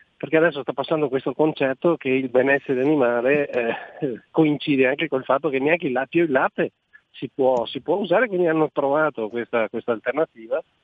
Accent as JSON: {"language": "Italian", "region": "Veneto", "country": "Italy", "said": "In Veneto, noi siamo veneti"}